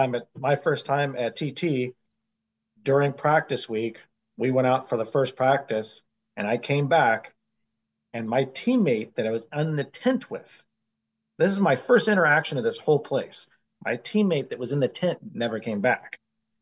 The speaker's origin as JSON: {"language": "English", "country": "United States", "said": "Being American"}